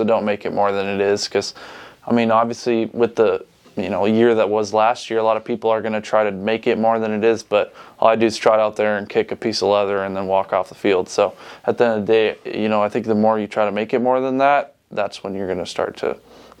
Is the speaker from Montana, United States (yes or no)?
yes; Montana, United States; moved away as an adult; now in Nebraska, United States; Growing up in Montana, I was fortunate enough to kind of be raised in a place where there's similar winds.